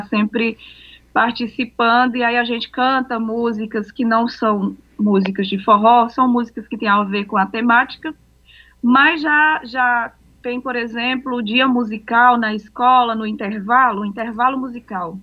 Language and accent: Portuguese; Aurora, Ceará, Brazil; eu sou de Aurora.